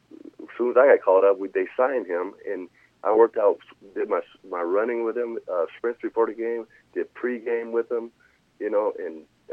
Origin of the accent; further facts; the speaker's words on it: Oakland, California, United States; And I watched him growing up in Oakland playing ball.